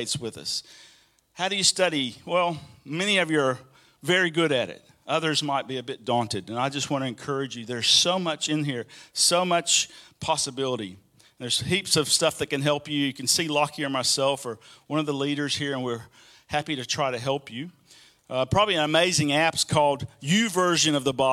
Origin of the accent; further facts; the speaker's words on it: Birmingham, Alabama, United States; moved away; one of the long highways that goes through my hometown in Birmingham, Alabama, is I-20